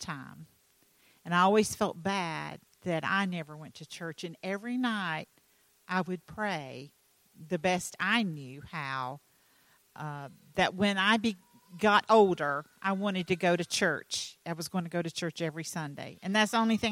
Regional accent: North Carolina, United States; I'm from North Carolina

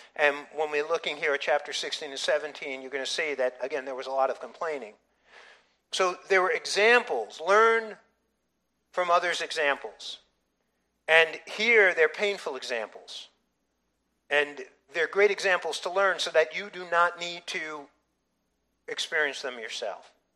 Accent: United States; identifying my patriotism as an American

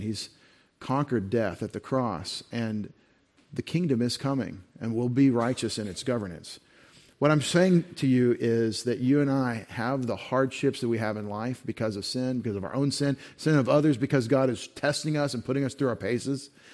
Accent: United States; as an American citizen

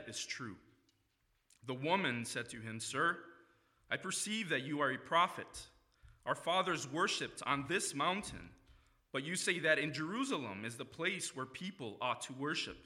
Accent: Mexico; moved away as an adult; now in Grand Rapids, United States; I am originally from Mexico. That's where I was born and lived for about half of my life.

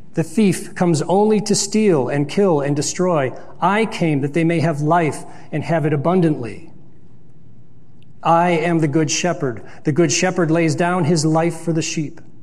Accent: Lyndhurst, Ohio, United States; also born or lived in Pepper Pike, Ohio; growing up in Lyndhurst and Pepper Pike.

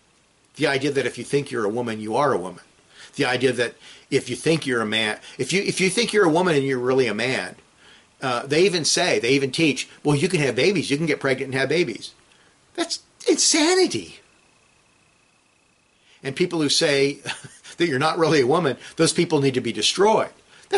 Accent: West Coast, United States; When I was young, I was raised on the West Coast.

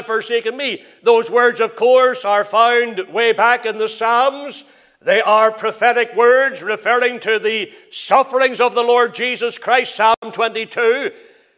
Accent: Crossgar, Northern Ireland, United Kingdom; I can remember growing up in the Free Presbyterian Church. My father, he was there in Crossgar from the very beginning.

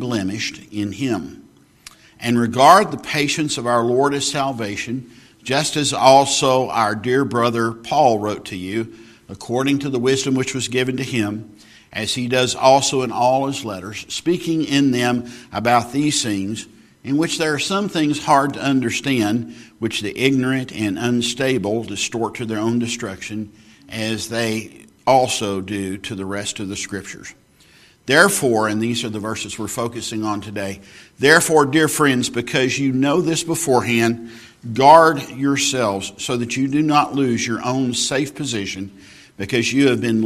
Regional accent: Texas, United States; I grew up in Texas

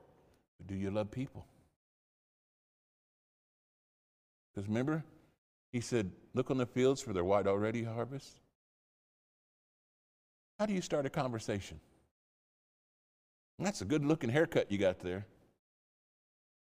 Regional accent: the Midlands, England, United Kingdom; moved away; There's a term we use in England, especially in the Midlands

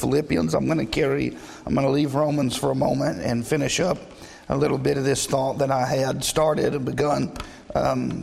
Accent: the South, United States; we were raised in the South

